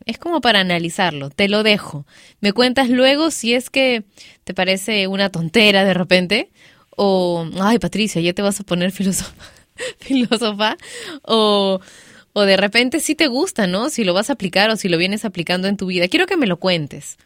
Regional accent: Peru; moved away; yo también soy peruana

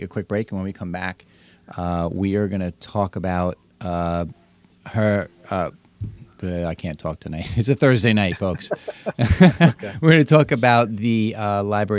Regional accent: Medford, New York, United States; I grew up in Medford

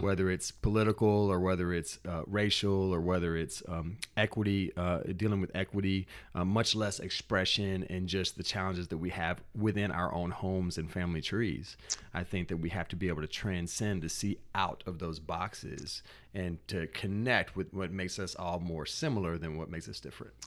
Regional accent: Natchez, Mississippi, United States; I was born in Natchez, Mississippi

